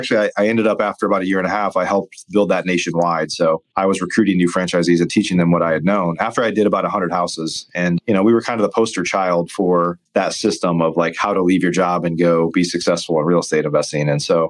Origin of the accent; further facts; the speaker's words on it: Midwest, United States; I grew up watching This Old House, and I grew up in the Midwest.